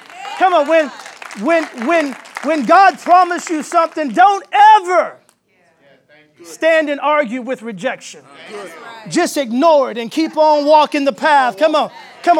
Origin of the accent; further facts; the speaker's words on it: San Antonio, Texas, United States; now in Nashville, United States; I'm originally from San Antonio, Texas. So I'm a Texan. I've been living in Nashville for about 11 years, but Texas is my home.